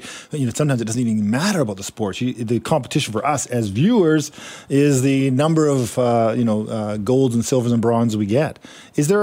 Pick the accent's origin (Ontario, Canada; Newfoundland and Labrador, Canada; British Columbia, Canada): British Columbia, Canada; Langley; I grew up in Langley